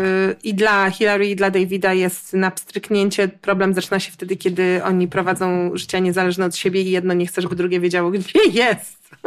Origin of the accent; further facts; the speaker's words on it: Warsaw, Masovian Voivodeship, Poland; ja jestem z Warszawy